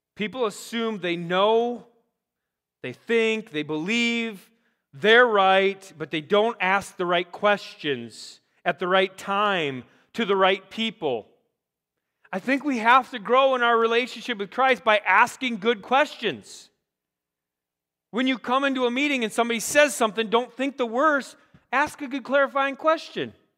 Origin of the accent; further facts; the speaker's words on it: Rochester, Minnesota, United States; also born or lived in Iowa; I'm like, Rochester, Minnesota